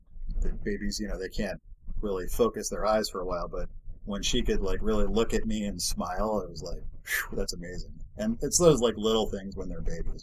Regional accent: Massachusetts, United States; now in Bay Area, California, United States; I grew up in Massachusetts

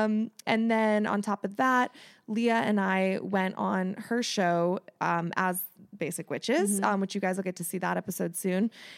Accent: Ohio, United States; We're both from Ohio.

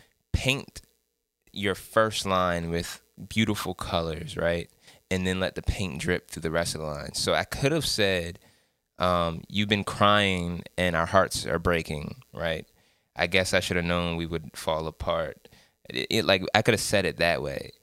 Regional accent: Salisbury, Maryland, United States; Salisbury, Maryland, that's my hometown

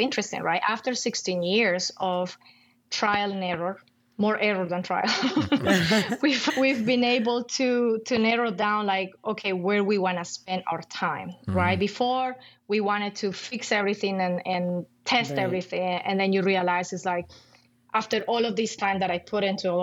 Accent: Colombia; moved away; I'm from Colombia.

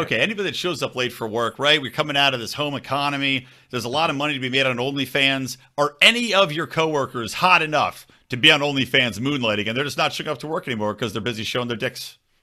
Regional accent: Philadelphia, Pennsylvania, United States; I'm from Philly side.

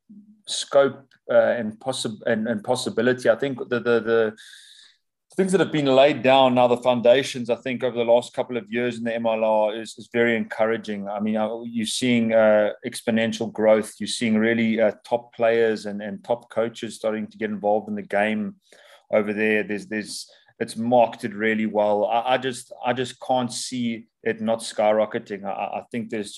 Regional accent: Durban, KwaZulu-Natal, South Africa; moved away as an adult; also born or lived in Pretoria, South Africa / Leeds, United Kingdom; I then moved to the Sharks, which was my hometown team in Durban

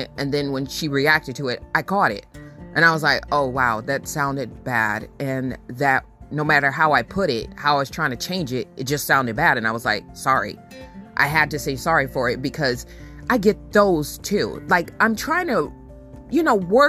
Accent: United States; also born or lived in Sacramento, California / Benton Harbor, Michigan; I grew up in Sacramento and then I grew up in Benton Harbor, Michigan

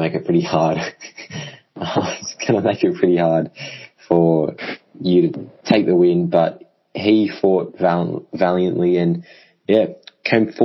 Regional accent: Victoria, Australia; I'm from Victoria

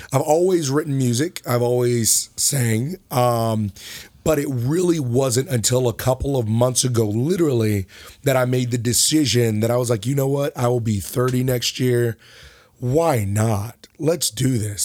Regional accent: Pawleys Island, South Carolina, United States; also born or lived in Lake City, South Carolina; now in Conway, United States; originally from Lake City, but we moved to Pauley's Island, South Carolina, where, um, I went to high school

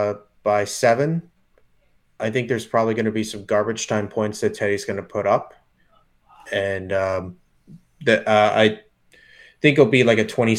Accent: New Jersey, United States; I'm from Jersey, and there are locals in New Jersey that would ask me, what part of Colorado are you from?

